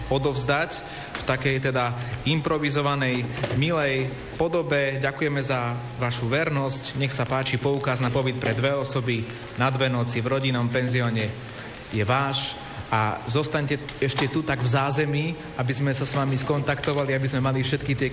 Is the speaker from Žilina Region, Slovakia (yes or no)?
yes; Svrčinovec, Žilina Region, Slovakia; pochádzam zo Svrčinovca.